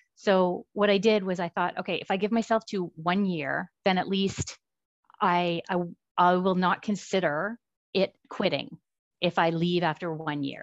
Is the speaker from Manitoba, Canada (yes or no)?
no; about an hour outside of Ottawa, Ontario, Canada; moved away as an adult; also born or lived in Kitimat, British Columbia; now in Surrey, Canada; I grew up in Ontario, about an hour outside of Ottawa